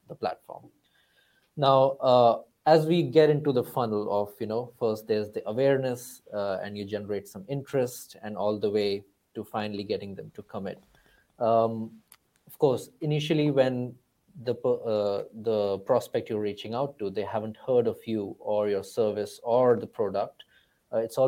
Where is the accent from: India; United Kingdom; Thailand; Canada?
India; moved away as an adult; also born or lived in Cambridge; I come from India